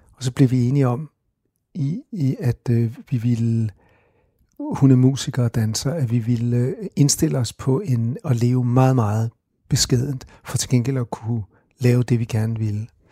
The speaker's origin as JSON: {"language": "Danish", "town": "Copenhagen", "region": "Capital Region of Denmark", "country": "Denmark", "tie": "born or raised there", "said": "Og jeg er vokset op på Christianshavn"}